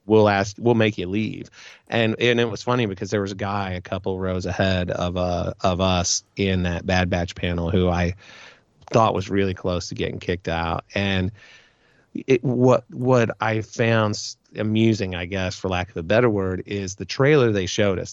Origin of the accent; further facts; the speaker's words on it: Midwest, United States; I'm from the Midwest